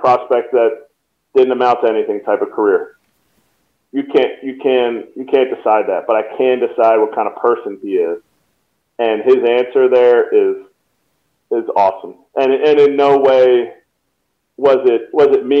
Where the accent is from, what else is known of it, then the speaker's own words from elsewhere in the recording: Telford, Pennsylvania, United States; my hometown of Telford, Pennsylvania